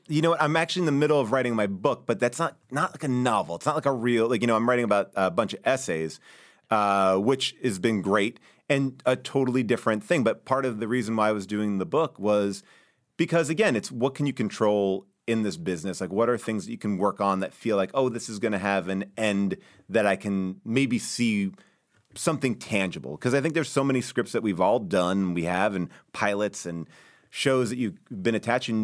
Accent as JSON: {"language": "English", "area": "Long Island", "region": "New York", "country": "United States", "tie": "born or raised there", "moved": "yes", "lives_now": "Los Angeles, United States", "said": "where I grew up in Long Island"}